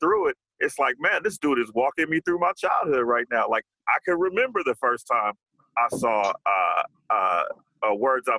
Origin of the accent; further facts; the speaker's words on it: Los Angeles, California, United States; I'm from Los Angeles